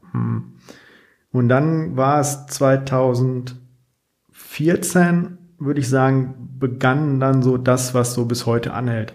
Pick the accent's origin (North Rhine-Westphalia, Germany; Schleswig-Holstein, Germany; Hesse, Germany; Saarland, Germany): North Rhine-Westphalia, Germany; Dinslaken; moved away as an adult; also born or lived in Bochum; ich komme ursprünglich aus Dienstlaken, was ja auch irgendwie noch am Rande des Ruhrgebiets liegt